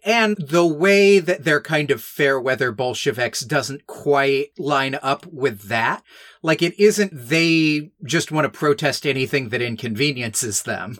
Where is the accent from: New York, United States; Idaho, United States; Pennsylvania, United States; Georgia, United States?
Georgia, United States; Newt Gingrich's district; I was, like, twelve and growing up in New Gingrich's district